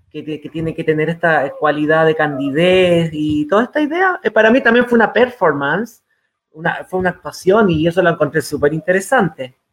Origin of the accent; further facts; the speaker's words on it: San Felipe, Valparaíso, Chile; estoy viviendo en el campo y soy del campo de San Felipe, de Yayay, de Catemu, de, eh, de los Andes